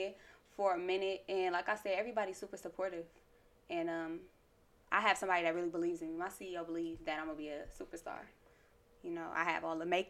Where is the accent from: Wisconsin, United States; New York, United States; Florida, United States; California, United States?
Wisconsin, United States; Milwaukee; I'm from Milwaukee